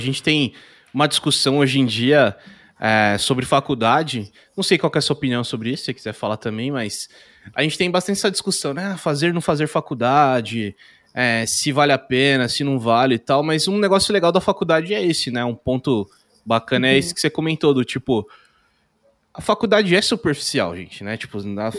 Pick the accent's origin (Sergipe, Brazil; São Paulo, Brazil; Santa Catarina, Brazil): São Paulo, Brazil; Indaiatuba; Eu nasci em São Paulo, morei ali até uns 10 anos. Aí eu vim para Indaiatuba, que é interior de São Paulo